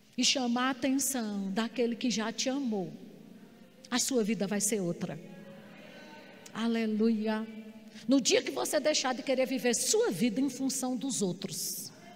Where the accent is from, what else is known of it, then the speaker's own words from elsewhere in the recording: Campina Grande, Paraíba, Brazil; accent: Paraíba accent (sotaque paraibano); uma mulher do interior da Paraíba, nascida em Campina Grande. Ele não sabia que o sotaque paraibano era esse sotaque arrastado